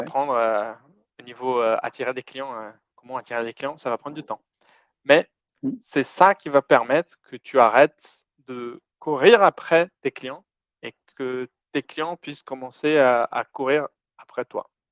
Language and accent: French; Brazil; French is a second language; moved away; j'ai un accent un peu bizarre parce que je suis brésilien